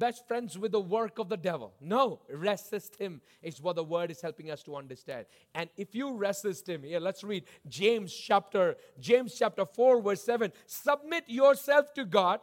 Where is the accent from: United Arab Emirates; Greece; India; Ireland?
India; South India; I grew up in the tropics. I grew up in South India